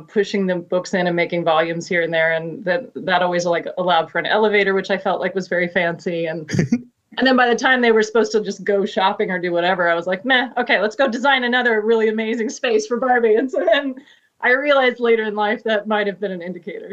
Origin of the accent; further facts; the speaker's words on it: Wichita, Kansas, United States; moved away as an adult; now in Maryland, United States; I grew up in Wichita, Kansas.